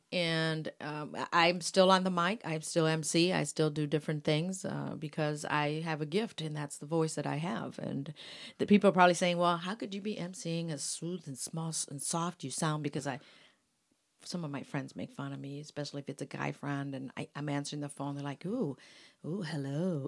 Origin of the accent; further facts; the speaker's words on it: Mexico; moved away; that's my culture, that's my music, I'm from Mexico